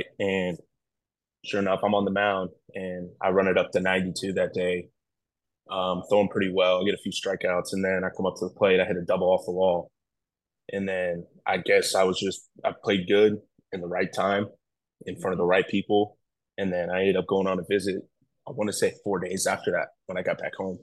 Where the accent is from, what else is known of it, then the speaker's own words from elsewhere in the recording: Tampa, Florida, United States; I grew up in Tampa